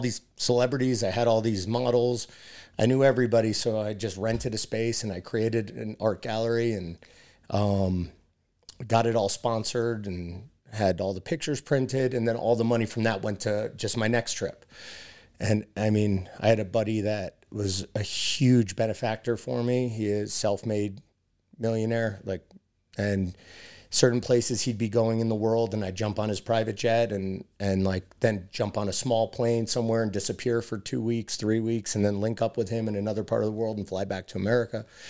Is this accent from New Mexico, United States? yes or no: no; New York City, New York, United States; friends growing up in New York City